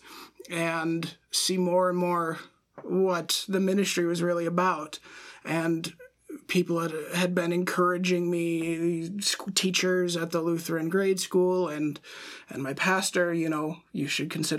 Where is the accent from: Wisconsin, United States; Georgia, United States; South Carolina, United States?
Wisconsin, United States; central; moved away; I am originally from central Wisconsin.